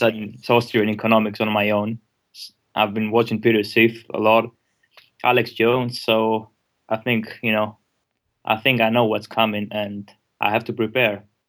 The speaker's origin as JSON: {"language": "English", "country": "Greece", "said": "I'm from Greece"}